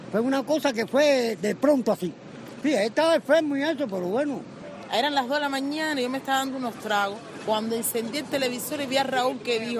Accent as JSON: {"language": "Spanish", "country": "Cuba", "said": "Como todo cubano lo sentimos mucho y en mi opinión propia lo sentí doblemente."}